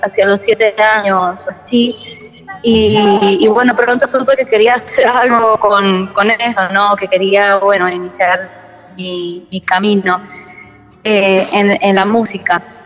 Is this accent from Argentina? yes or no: yes; San Juan, Argentina; now in Spain; Yo soy de la provincia de San Juan, de Argentina